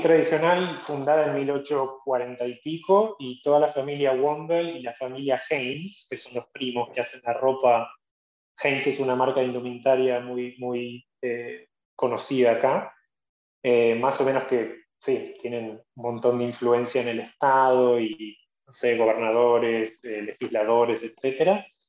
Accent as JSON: {"language": "Spanish", "country": "Argentina", "also_born_or_lived": "North Carolina, United States", "moved": "as an adult", "lives_now": "New York, United States", "said": "Ya no soy un abogado argentino que hizo una maestría, soy un abogado americano"}